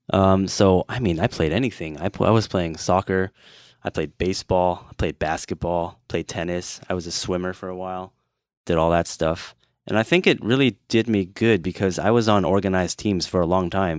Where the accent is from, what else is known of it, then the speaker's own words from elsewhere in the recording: United States; I'm too American